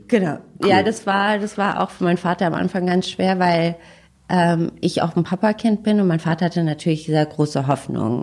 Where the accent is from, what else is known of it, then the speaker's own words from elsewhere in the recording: Berlin, Germany; ich komme aus Berlin